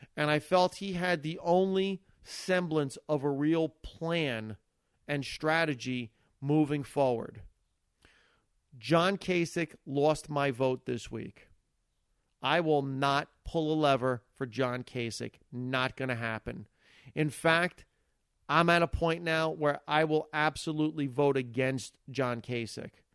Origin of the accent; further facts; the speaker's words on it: United States; as an American citizen